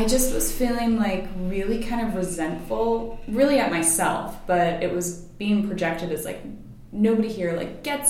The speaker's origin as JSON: {"language": "English", "region": "Massachusetts", "country": "United States", "tie": "born or raised there", "also_born_or_lived": "Rhode Island", "said": "I grew up mostly in Massachusetts. We moved a little bit when I was younger, but just in New England. I was in Rhode Island for about 8 years with my family, too"}